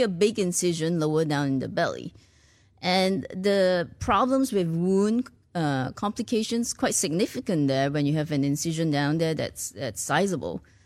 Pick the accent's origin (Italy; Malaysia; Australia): Malaysia; born or raised there; moved away as an adult; also born or lived in Ireland / United States / Singapore; now in Houston, United States